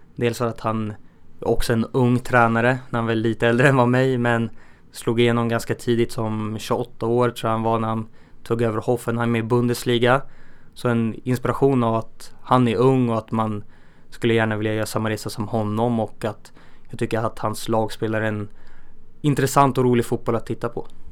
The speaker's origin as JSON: {"language": "Swedish", "town": "Örebro", "region": "Örebro County", "country": "Sweden", "tie": "born or raised there"}